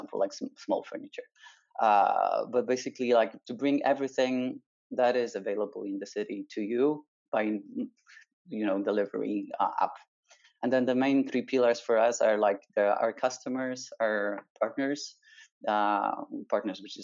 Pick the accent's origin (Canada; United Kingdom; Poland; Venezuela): Poland; now in Barcelona, Spain; I was a kid, a teenager brought up in Poland